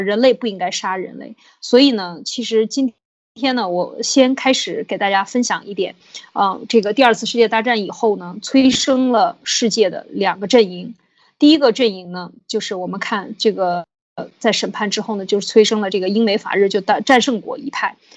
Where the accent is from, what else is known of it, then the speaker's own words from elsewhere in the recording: China; 我们中国人